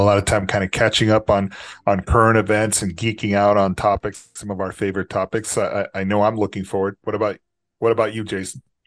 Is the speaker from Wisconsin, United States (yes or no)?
no; Texas, United States; also born or lived in Los Angeles; it's my adopted hometown 'cause I'm from here, from Texas